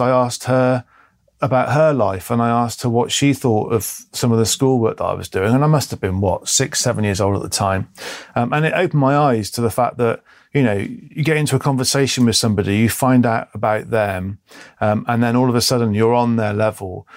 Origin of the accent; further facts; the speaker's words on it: Bristol, South West England, United Kingdom; I was born in Bristol, uh, in the early seventies